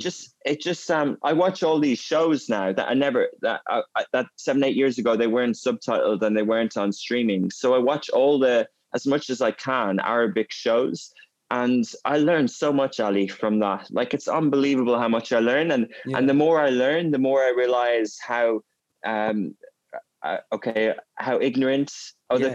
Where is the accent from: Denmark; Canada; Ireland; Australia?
Ireland; moved away as an adult; also born or lived in Germany / England; now in Dubai, United Arab Emirates; I grew up in a Gaelic speaking area in Ireland